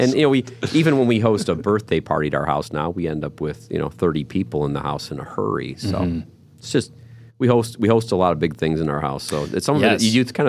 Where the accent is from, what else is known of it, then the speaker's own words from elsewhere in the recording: Monroe, Michigan, United States; So I grew up in Monroe, a town called Monroe, Michigan, and from our house, you had to drive down this one particular road to go into the city every time.